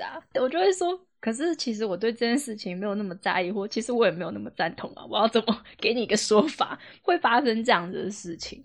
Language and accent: Chinese; Taiwan; also born or lived in Xizhi, New Taipei; 我也是台北人